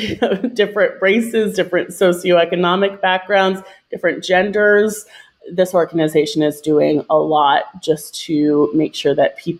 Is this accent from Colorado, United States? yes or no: no; Virginia, United States; moved away as an adult; also born or lived in New York City, United States; I grew up in Virginia. I'm currently living in Richmond, Virginia